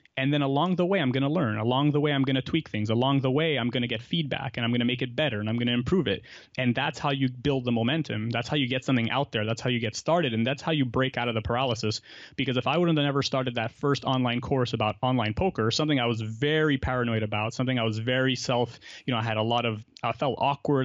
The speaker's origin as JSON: {"language": "English", "town": "Montreal", "region": "Quebec", "country": "Canada", "tie": "born or raised there", "said": "I grew up in Montreal. I've lived here my whole life."}